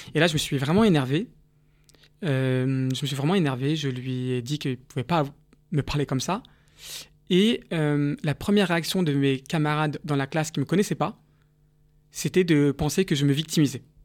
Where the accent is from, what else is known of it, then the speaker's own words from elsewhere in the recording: Paris, Île-de-France, France; also born or lived in Nice / South Korea; dans le 13e arrondissement où j'ai, grandi